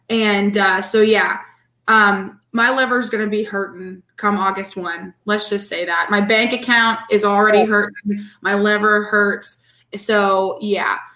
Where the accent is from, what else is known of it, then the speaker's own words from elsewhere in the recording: The Woodlands, Texas, United States; moved away; also born or lived in Florida; I have family there and that's where I'm from